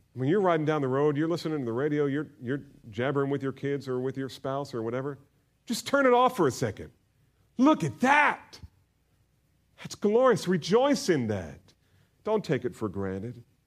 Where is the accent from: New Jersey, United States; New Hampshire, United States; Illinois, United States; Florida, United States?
New Jersey, United States; growing up in New Jersey